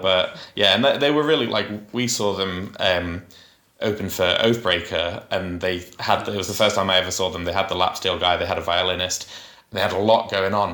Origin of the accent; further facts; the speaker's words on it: Huddersfield, Yorkshire and the Humber, United Kingdom; Huddersfield's my hometown